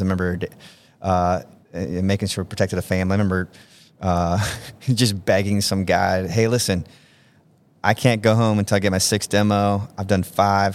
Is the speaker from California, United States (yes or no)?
no; Georgia, United States; moved away as an adult; also born or lived in Omaha, Nebraska; I'm from Georgia